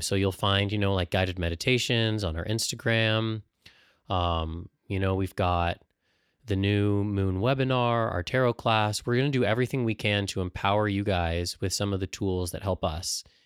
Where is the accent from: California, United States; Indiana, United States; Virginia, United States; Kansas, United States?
California, United States; San Diego; growing up in San Diego